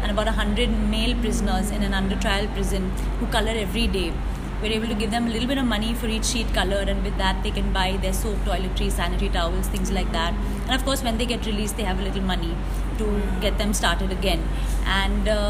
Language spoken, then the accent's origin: English; India; every time somebody asked me, where are you from, and I said I'm from India